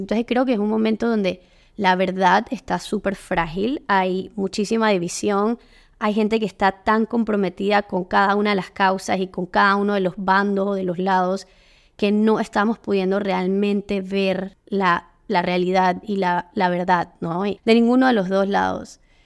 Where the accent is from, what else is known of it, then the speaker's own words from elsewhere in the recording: Panama; aquí en mi país, en Panamá